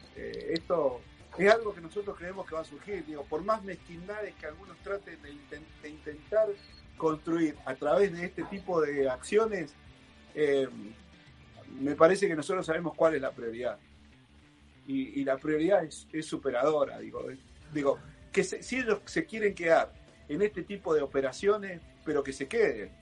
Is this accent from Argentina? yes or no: yes; Guaymallén, Mendoza, Argentina; yo soy de Guaymallén. En mi departamento